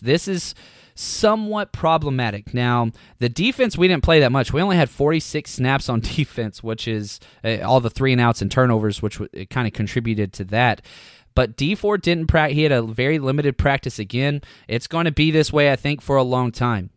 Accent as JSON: {"language": "English", "town": "Dallas", "region": "Texas", "country": "United States", "tie": "born or raised there", "said": "I was born and raised in Dallas, Texas"}